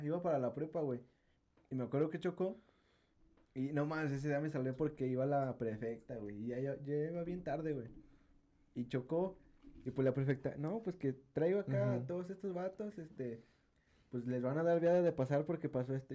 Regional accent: San Luis Potosí, Mexico; como buen potosino

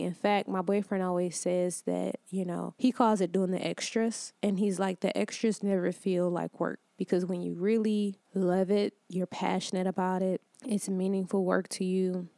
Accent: Detroit, Michigan, United States; moved away as an adult; also born or lived in Atlanta, Georgia; I'm originally from Detroit, Michigan, and for the last six years, I lived in Atlanta

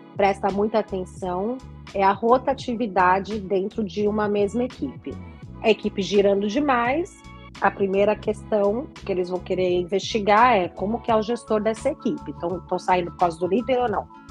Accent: Brazil; moved away as an adult; eu não voltei para o Brasil

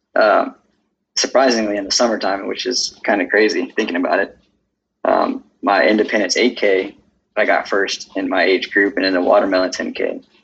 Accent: Houston, Texas, United States; also born or lived in Katy, Texas; I'm from Houston since I was about fifth, in fifth grade.

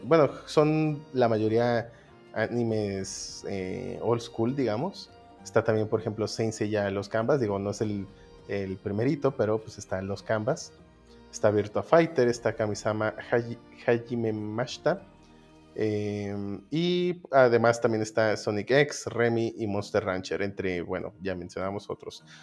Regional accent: Mexico; nosotros que somos mexicanos

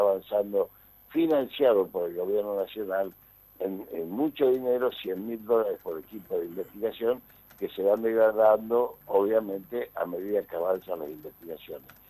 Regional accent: Argentina

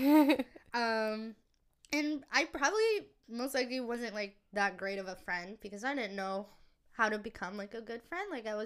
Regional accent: Saudi Arabia; also born or lived in Philippines / Florida, United States; now in Vancouver, Canada; I grew up in Saudi, Philippines, and I stayed a little in Florida, and I just love summer.

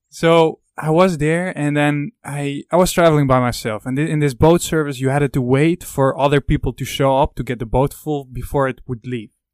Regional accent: Netherlands; I'm from the Netherlands, you i'm very curious if people would recognize the accent

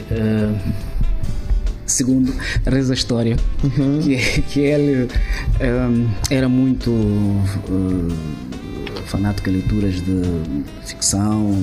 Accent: Mozambique; moved away; eu sou de Climano

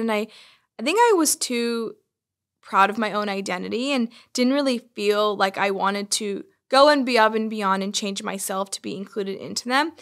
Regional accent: Bay Area, California, United States; I grew up in the Bay Area, surrounded by technology and innovation

